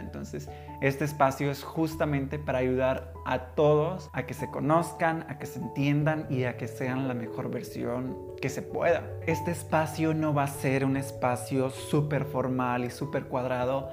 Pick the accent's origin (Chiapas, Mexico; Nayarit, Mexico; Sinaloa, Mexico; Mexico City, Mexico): Chiapas, Mexico; Tuxtla Gutiérrez; soy originario de Chiapas, de Tuxtla Gutiérrez, la capital del estado